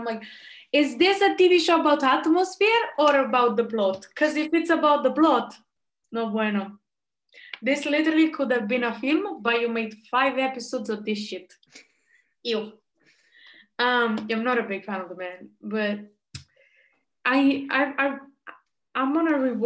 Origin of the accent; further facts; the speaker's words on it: Rome, Lazio, Italy; I'm from Rome